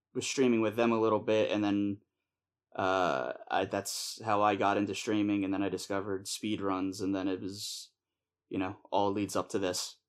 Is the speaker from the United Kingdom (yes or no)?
no; Pennsylvania, United States; I am from the United States in, uh, Pennsylvania